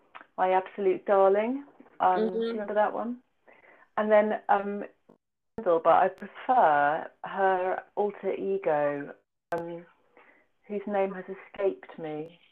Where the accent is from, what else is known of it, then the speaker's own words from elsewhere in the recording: United Kingdom; I'm a British woman, you know, I'll get it wrong if I try and write about this place.